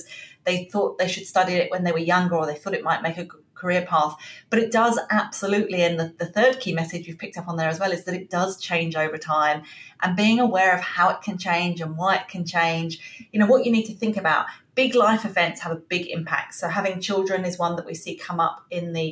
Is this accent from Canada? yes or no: no; England, United Kingdom; moved away as an adult; now in Australia; I'm obviously from England originally. You can probably tell from the accent.